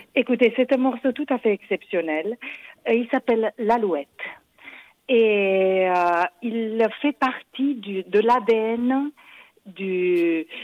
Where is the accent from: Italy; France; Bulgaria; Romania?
Romania; moved away; mon pays d'origine, qui est la Roumanie